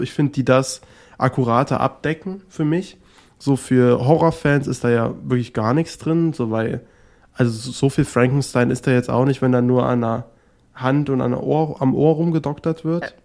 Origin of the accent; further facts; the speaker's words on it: near Potsdam, Brandenburg, Germany; ich bin da ganz in der Nähe aufgewachsen. Das ist da in der Nähe von Potsdam und genau da ähm, ist auch mein kleiner Heimatort